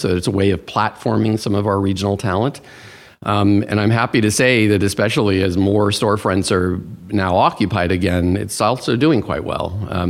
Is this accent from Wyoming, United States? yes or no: no; Washington, District of Columbia, United States; also born or lived in India / Thailand / Japan; So I was a Foreign Service brat, which meant that I moved about quite a lot. India, Thailand, Japan. I think of home base as Washington, D.C. It's where, you know, my parents parked their furniture.